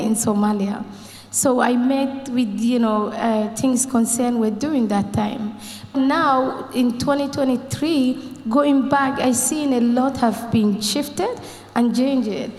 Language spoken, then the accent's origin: English; Ireland; I'm from Ireland